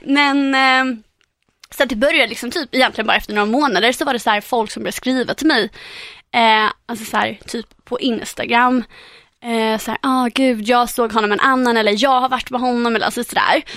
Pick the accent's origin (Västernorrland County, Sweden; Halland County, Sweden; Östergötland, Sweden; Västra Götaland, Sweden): Halland County, Sweden; Halmstad; i Halmstad, min hemstad